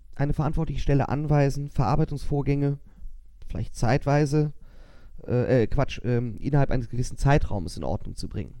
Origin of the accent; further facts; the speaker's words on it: Germany; uns Deutsche